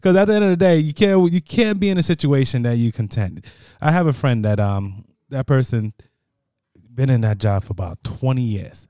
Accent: Paterson, New Jersey, United States; I was born in Patterson, New Jersey. Patterson, New Jersey is, is hood as it gets

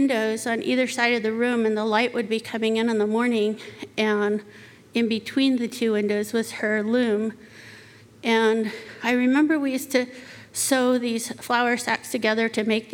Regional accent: Arizona, United States; When I was little, I grew up on the Navajo Reservation

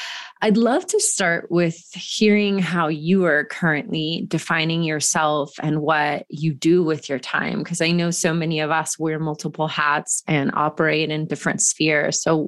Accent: Georgia, United States; also born or lived in Brazil; growing up in Georgia? Is it growing up partially in Brazil?

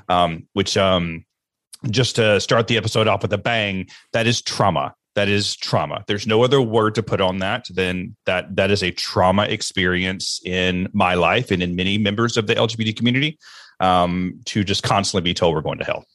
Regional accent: Alabama, United States; I grew up in Alabama, and I grew up in the church

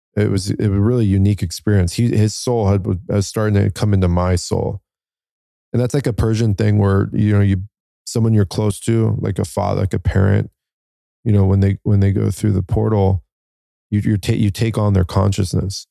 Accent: United States; I'm Iranian, um, but I'm born here as American. My dad immigrated here

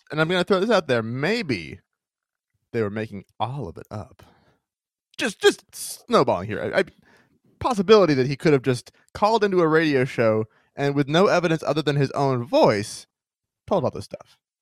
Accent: Maine, United States; my home state of Maine

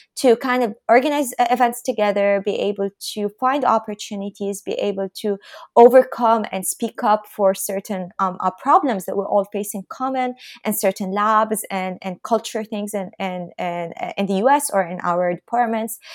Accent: Lebanon; moved away as an adult; now in Boston, United States; I'm from Lebanon.

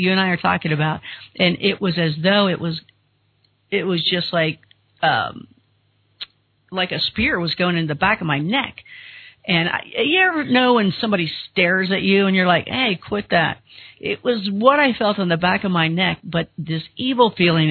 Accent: Kentucky, United States; we're both from Kentucky

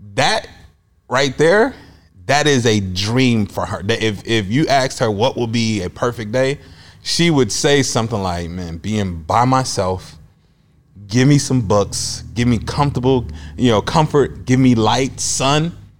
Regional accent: Chicago, Illinois, United States; moved away as an adult; also born or lived in Iowa; now in Des Moines, United States; I'm originally from Chicago. I was born and raised there

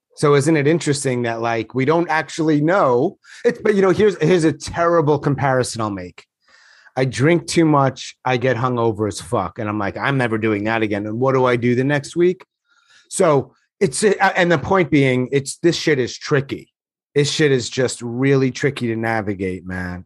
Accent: New York, United States; I'm from New York.

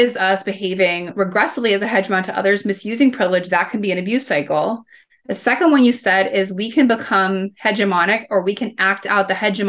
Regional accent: Midwest, United States; well, where I grew up in the Midwest, I sometimes say like, it's almost like having feelings was a little bit like catching chicken pox.

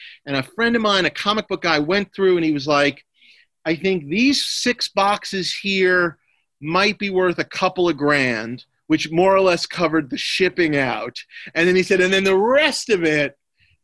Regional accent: New York, United States; Sometimes when my mother is cleaning our place where I was raised in New York, she'll just send me a box of stuff.

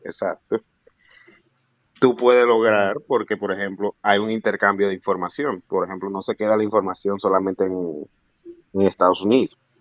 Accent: Dominican Republic; also born or lived in United States; yo quería ejercer la medicina para ayudar al, a mi pueblo, realmente, el dominicano

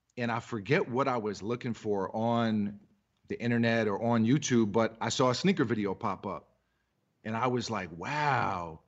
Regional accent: New York City, New York, United States; also born or lived in Massachusetts; I'm from New York City

